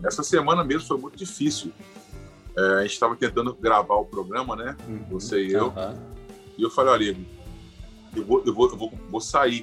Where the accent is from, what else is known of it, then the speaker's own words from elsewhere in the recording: Itaperuna, Rio de Janeiro, Brazil; eu sou carioca, nasci no Rio, mas sou itaperunense de coração. Vivi minha vida uhum. toda aqui